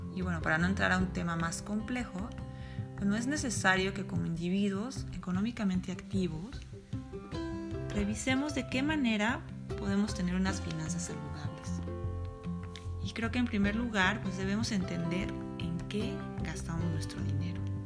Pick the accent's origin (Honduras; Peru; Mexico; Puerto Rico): Mexico; como decimos en mi país, en México, un empleado godín